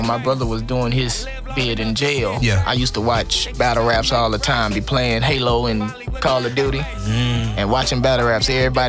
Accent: Houston, Texas, United States; I'm from South Park, Texas, born and raised.

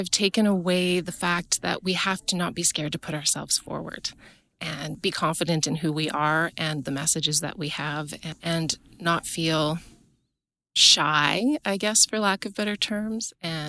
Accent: Kitscotty, Alberta, Canada; I'm from Kitscotty, Alberta. I'm on a self-transitioned farm south of Kitscotty.

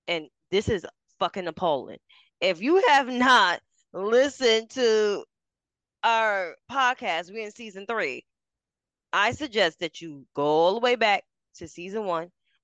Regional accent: New York City, New York, United States; I grew up in Harlem

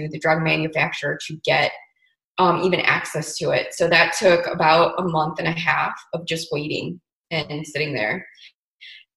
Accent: Chicago, Illinois, United States; moved away as an adult; now in Paso Robles, United States; I'm originally from Chicago

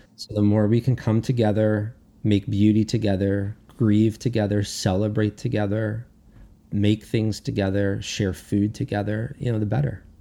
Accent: United States; I'm American, not Canadian

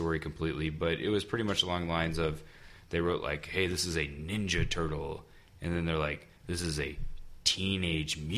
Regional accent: United States; myself being from America

